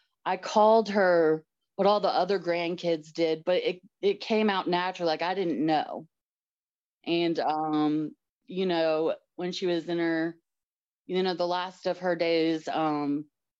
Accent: Georgia, United States; also born or lived in Kentucky; I was born in Kentucky and moved around a little bit as we grew up. My dad worked for IBM. So we didn't even think Georgia would be the resting spot. We just thought it was going to be a quick stop for a couple years and go on, but it ended up being home to us. I was like 7, so it ended up being the home.

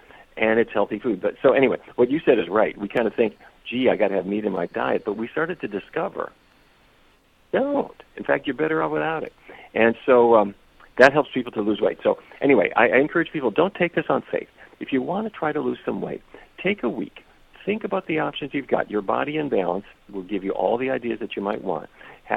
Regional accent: Fargo, North Dakota, United States; I don't know if you've ever been to Fargo, but that's where I grew up

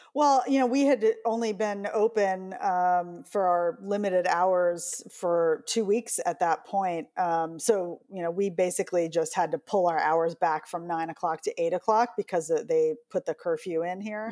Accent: New York City, New York, United States

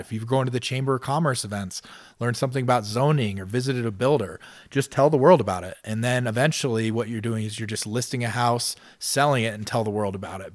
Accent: Ohio, United States; moved away as an adult; also born or lived in Denver, Colorado; now in Colorado Springs, United States; I was a kid from Ohio, was twenty-six years old, just moved to Denver

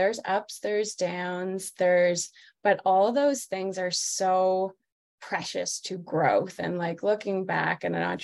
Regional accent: Toronto, Ontario, Canada; moved away as an adult; also born or lived in New York / San Francisco; now in Colorado, United States; I'm actually from Toronto, Canada, originally, and moved to the United States, oh, like 14 years ago now.

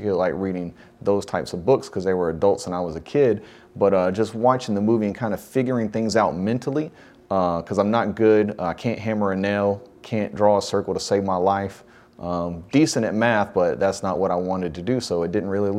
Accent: Forest Park, Georgia, United States; also born or lived in Lovejoy, Georgia / Jonesboro, Georgia; Born and raised in Clayton County.

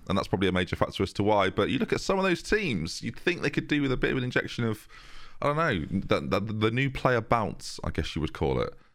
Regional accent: New York, United States; New York, my hometown, New York

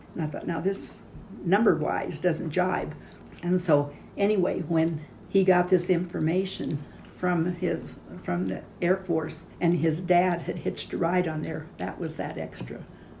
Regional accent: Los Angeles, California, United States; moved away as an adult; also born or lived in Oregon; now in Lander, United States; Growing up in Los Angeles, it was smog.

